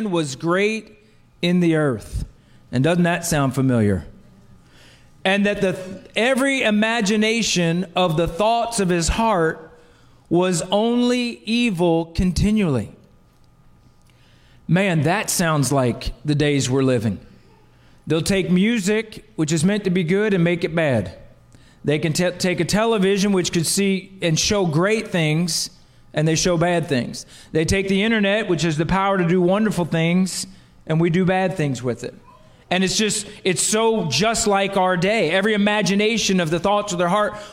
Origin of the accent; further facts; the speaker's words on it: New Jersey, United States; I'm from South Jersey